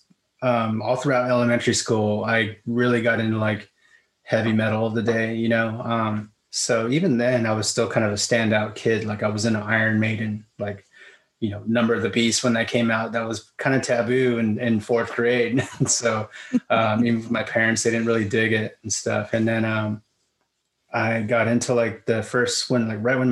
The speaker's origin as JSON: {"language": "English", "town": "Vista", "region": "California", "country": "United States", "tie": "born or raised there", "said": "I grew up in Vista"}